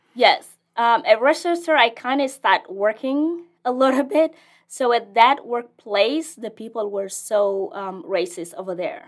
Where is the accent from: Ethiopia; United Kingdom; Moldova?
Ethiopia; English is a second language; moved away as an adult; also born or lived in South Sudan; now in Lincoln, United States; I am originally from South Sudan, and I, I was in the refugees camp for as far as I was born there, so I didn't know any other place.